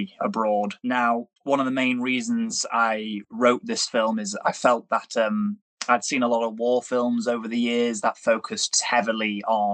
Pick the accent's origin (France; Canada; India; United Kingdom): United Kingdom; being British and having a brother who serves in the British Army